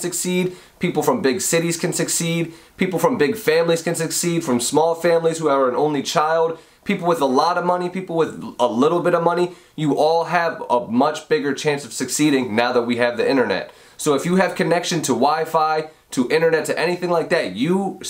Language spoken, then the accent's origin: English; Audubon, Pennsylvania, United States; I'm from right outside of Philadelphia in Pennsylvania. It's a little town called Audubon